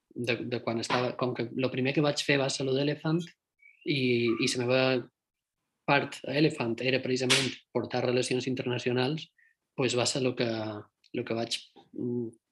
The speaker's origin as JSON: {"language": "Catalan", "area": "Mallorca", "region": "Balearic Islands", "country": "Spain", "tie": "born or raised there", "also_born_or_lived": "Madrid", "moved": "yes", "lives_now": "El Puerto de Santa María, Spain", "said": "som mallorquí i suposadament som de Silla de la Calma"}